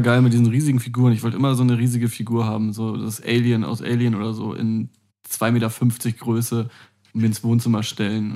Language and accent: German; eastern Hamburg, Germany; aus meinem Heimatort ganz im Osten Hamburg